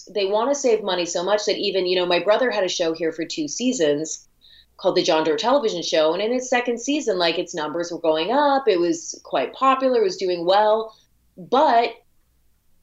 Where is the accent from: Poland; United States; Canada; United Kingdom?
Canada